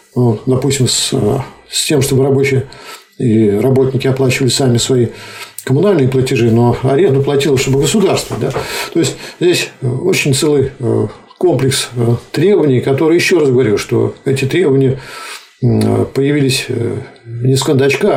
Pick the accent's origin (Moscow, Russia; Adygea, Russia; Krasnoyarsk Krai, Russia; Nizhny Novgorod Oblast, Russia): Nizhny Novgorod Oblast, Russia; Nizhny Novgorod; Я, например, как нижегородец